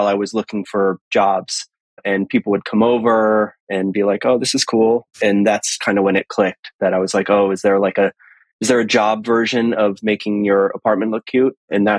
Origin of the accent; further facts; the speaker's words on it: New England, United States; also born or lived in Boston / Los Angeles; now in Portland, United States; I live in Portland, Oregon. I grew up in New England. I went to film school in Boston, and then I moved